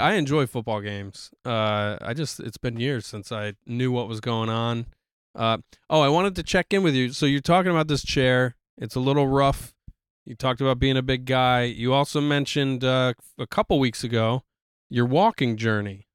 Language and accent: English; New York, United States; as a New Yorker